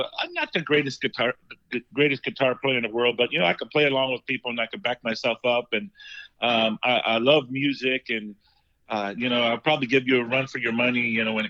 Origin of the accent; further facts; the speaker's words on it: Chino, California, United States; also born or lived in Los Angeles, California; later on, I grew up in Chino, California. Was kind of like my elementary, mid-elementary age, I went to Chino. And, that's where I grew up, in that area.